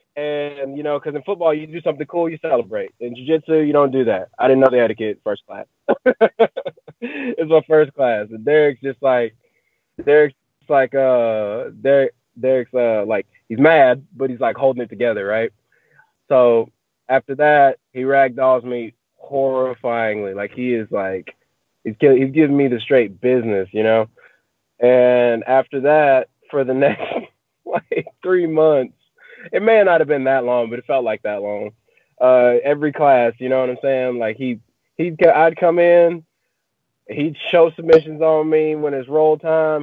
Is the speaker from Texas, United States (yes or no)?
yes; Marshall, Texas, United States; I grew up in Marshall, Texas